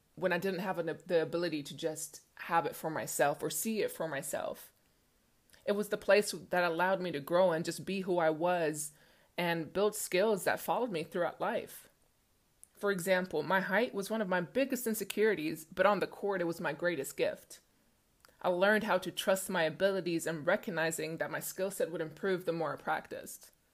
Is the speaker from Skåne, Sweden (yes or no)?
no; Stockholm, Stockholm County, Sweden; Growing up in Stockholm, Sweden, being six feet tall at eleven years old